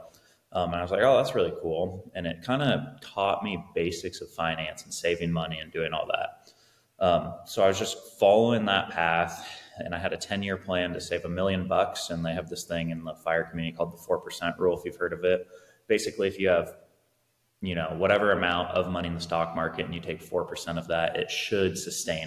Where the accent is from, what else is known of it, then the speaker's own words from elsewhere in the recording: Salem, Oregon, United States; also born or lived in Corvallis, Oregon / Portland, Oregon; I grew up in Salem, or Kaiser, which is adjacent to Salem. Grew up here all my life, went to school in Salem